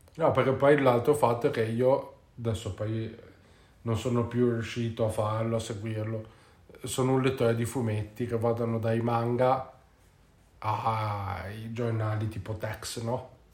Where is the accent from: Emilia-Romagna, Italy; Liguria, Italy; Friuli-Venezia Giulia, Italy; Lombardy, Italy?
Liguria, Italy; Genoa; si usa qua dalle nostre parti a Genova